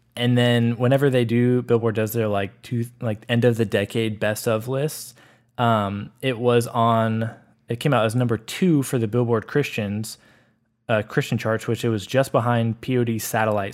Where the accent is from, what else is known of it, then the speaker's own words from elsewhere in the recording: Austin, Texas, United States; Growing up in Austin